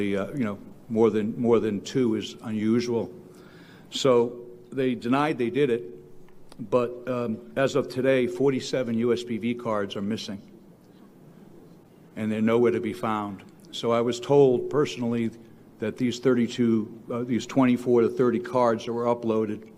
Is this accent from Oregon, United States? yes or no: no; Delaware County, Pennsylvania, United States; I'm from Delaware County